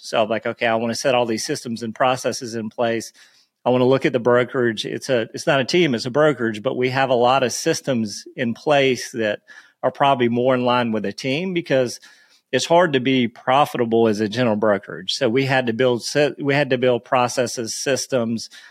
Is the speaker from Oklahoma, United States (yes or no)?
no; Myrtle Beach, South Carolina, United States; I grew up, so I grew up in Myrtle Beach